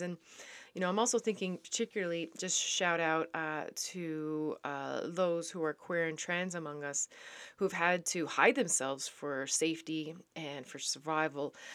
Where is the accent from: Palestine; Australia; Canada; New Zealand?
Canada; also born or lived in Netherlands; I am a Canadian back in Canada.